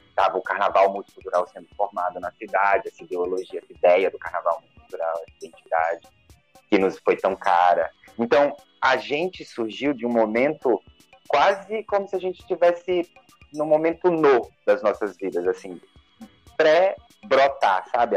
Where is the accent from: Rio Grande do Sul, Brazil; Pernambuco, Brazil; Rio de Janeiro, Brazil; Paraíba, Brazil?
Pernambuco, Brazil; Recife; also born or lived in Garanhuns; Eu sou de lá, sou natural de Garanhuns, apesar de ter morado mais em Recife do que lá